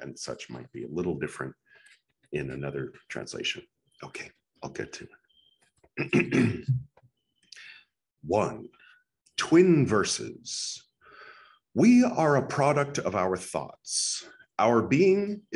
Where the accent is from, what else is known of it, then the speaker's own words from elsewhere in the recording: California, United States; now in Goa, India; I am from California